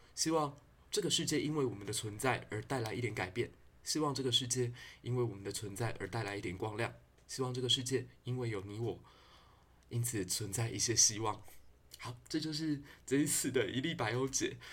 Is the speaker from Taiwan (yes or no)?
yes; Taiwan; 难道我们台湾人就只能这样子了吗